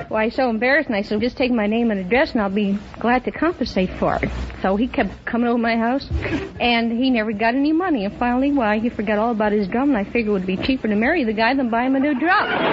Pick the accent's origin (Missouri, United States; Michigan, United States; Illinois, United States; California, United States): Illinois, United States; Chicago